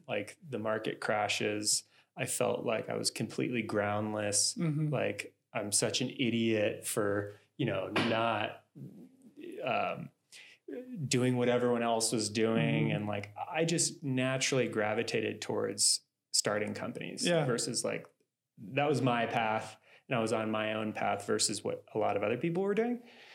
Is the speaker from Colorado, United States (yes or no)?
yes; Boulder, Colorado, United States; growing up in Boulder